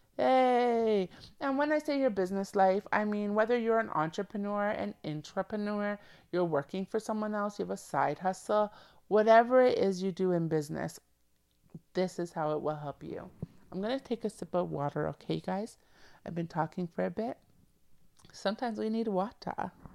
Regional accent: Canada; I'm a Canadian born female

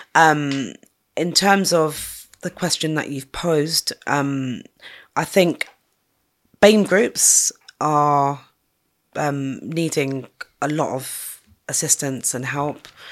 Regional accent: London, United Kingdom; I'm from North Kensington and I've seen lots of different changes up there.

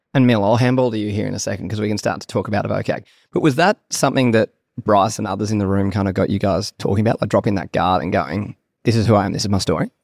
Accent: Sydney, New South Wales, Australia; And so I actually grew up in Sydney, I don't know if, but a Sydney boy.

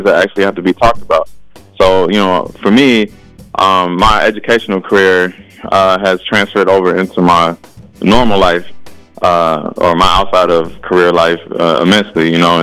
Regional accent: Chicago, Illinois, United States; moved away as an adult; now in Saint Paul, United States; Originally I'm from Chicago and, you know, my experience growing up and going to school was very different

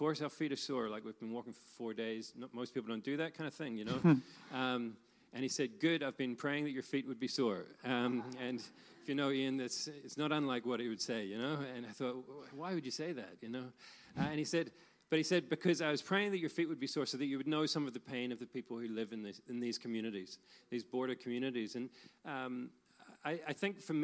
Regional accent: Belfast, Northern Ireland, United Kingdom; where I grew up in Belfast

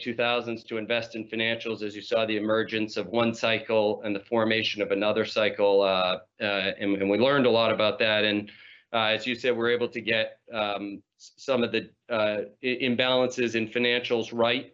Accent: New England, United States; I grew up in New England

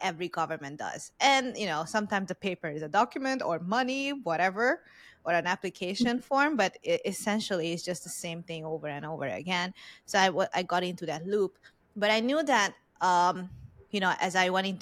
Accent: Hungary; English is a second language; moved away; I'm Hungarian Vietnamese, so I look Vietnamese, but I was born, raised in Hungary, and I learned English as a third or second language

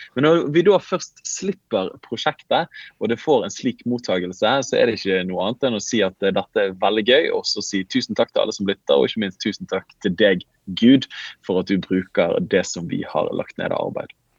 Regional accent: Bergen, Vestland, Norway; accent: Bergen dialect (bergensk); jeg snakker bergensk

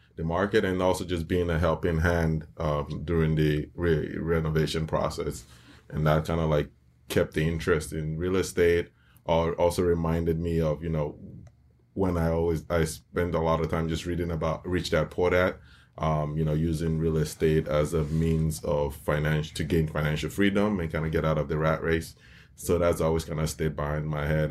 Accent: Nigeria; now in United States; I grew up in Nigeria

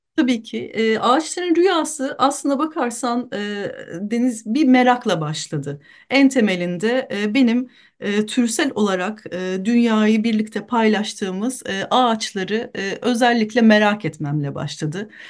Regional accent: Büyükada, Istanbul, Turkey; Büyükada'da doğdum büyüdüm

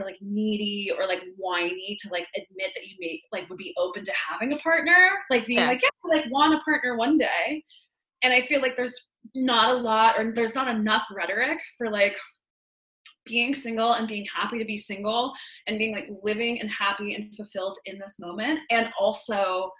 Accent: Boston, Massachusetts, United States; moved away as an adult; also born or lived in Los Angeles, United States; now in Philadelphia, United States; I grew up in Boston, Massachusetts

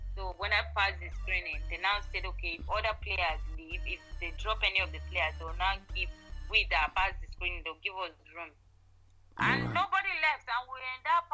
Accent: Benue, Nigeria; I'm Tiv. I'm from Benese.

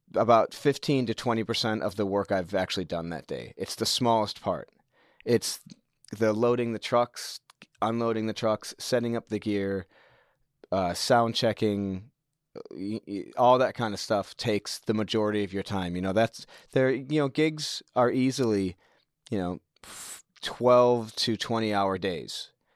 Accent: United States; moved away as an adult; also born or lived in New Zealand; now in Tauranga, New Zealand; My parents are both American. They are on holiday when I was born. And then my dad got offered a good job back in the States. So they went back there, and I lived there for most of my life

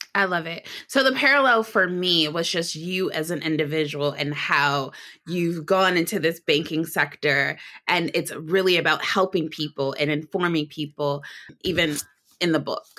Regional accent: Detroit, Michigan, United States; detroit michigan which is my hometown

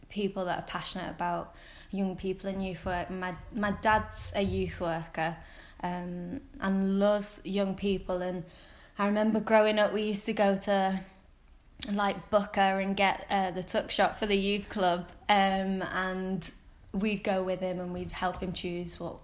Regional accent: Wigan, North West England, United Kingdom; also born or lived in Watford; now in Preston, United Kingdom; I'm from Wigan. I grew up in Wigan.

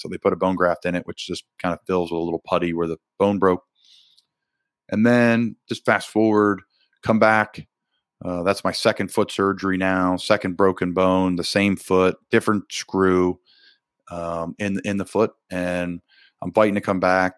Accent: Doylestown, Pennsylvania, United States; moved away as an adult; my hometown

